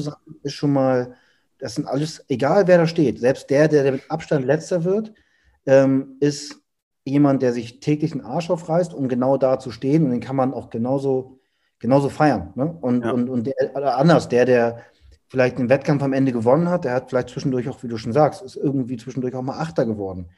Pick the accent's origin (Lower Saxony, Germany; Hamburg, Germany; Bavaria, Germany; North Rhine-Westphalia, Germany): Hamburg, Germany; ich komme aus Hamburg